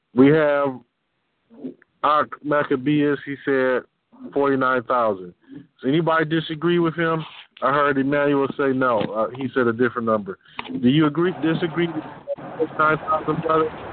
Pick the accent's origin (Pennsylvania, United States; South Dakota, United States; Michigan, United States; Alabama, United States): Michigan, United States; Detroit; I'm from Detroit